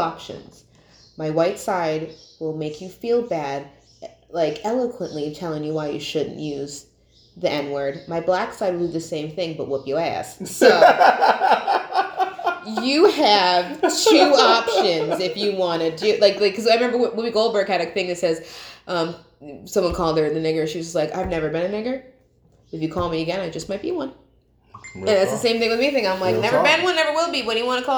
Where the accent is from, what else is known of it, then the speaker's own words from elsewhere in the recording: Colonie, New York, United States; growing up in Colony